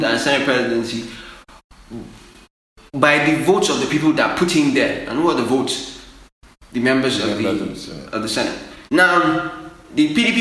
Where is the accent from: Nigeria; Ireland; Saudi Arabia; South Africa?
Nigeria; as a Nigerian